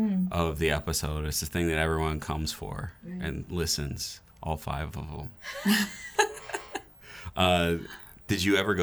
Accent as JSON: {"language": "English", "region": "Michigan", "country": "United States", "said": "I'm from Michigan, so my T's and D's are, there's no distinction."}